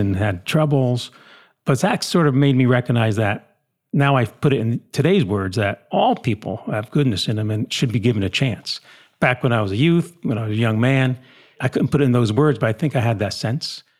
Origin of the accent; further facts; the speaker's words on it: New Jersey, United States; We grew up, again, in New Jersey, typical small town.